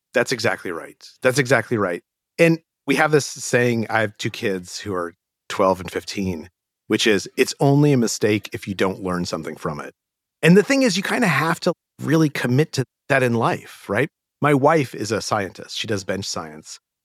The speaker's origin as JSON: {"language": "English", "town": "Albuquerque", "region": "New Mexico", "country": "United States", "tie": "born or raised there", "moved": "yes", "said": "I grew up in Albuquerque, New Mexico."}